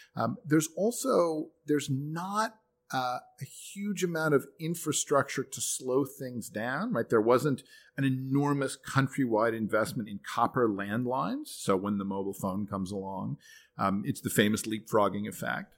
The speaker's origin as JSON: {"language": "English", "country": "United States", "said": "as an American"}